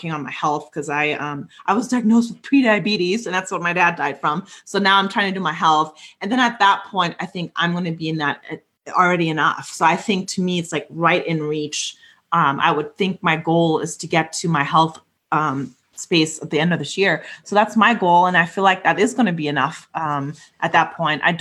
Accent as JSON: {"language": "English", "country": "Germany", "tie": "born or raised there", "moved": "yes", "said": "a house in my hometown in Germany"}